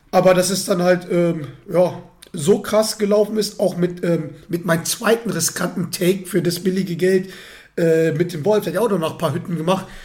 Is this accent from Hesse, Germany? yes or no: no; North Rhine-Westphalia, Germany; Ich komme aus der Gegend, in der Nähe von Dortmund.